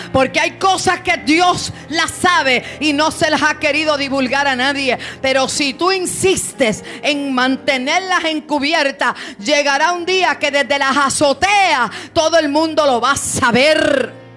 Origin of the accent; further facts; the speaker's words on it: Puerto Rico; como decimos en Puerto Rico